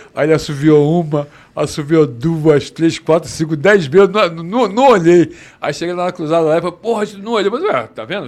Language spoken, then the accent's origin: Portuguese; Rio de Janeiro, Brazil; Fui Nascido e criado no Leblon